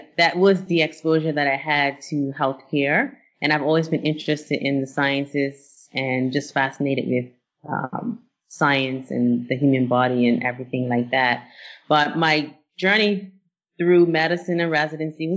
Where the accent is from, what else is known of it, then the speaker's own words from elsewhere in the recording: Bermuda; now in United States; And I grew up in Bermuda